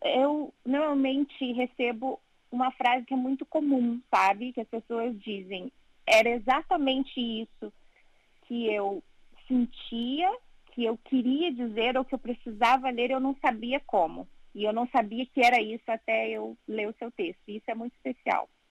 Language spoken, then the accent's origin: Portuguese; Brazil; moved away as an adult; also born or lived in Italy / Portugal; now in London, United Kingdom; eu saí do Brasil buscando melhores